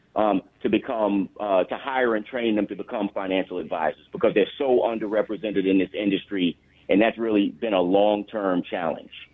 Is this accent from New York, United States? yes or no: yes; the New York area, United States; also born or lived in Long Island; I was born and raised in the New York area